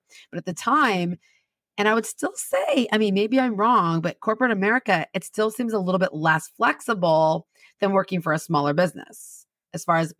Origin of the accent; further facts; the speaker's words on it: Redlands, California, United States; No, I grew up in Southern California. I grew up in this little town called Redlands, which is the town you pass through to go to all the cool towns in Southern California.